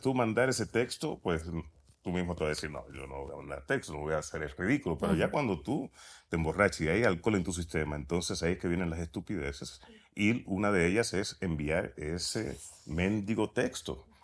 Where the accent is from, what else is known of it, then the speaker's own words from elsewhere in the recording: Puerto Rico; nací en Puerto Rico